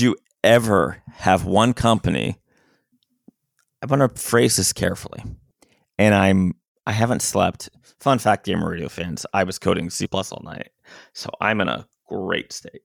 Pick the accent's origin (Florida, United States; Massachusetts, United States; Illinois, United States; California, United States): Florida, United States; I'm a guy from Florida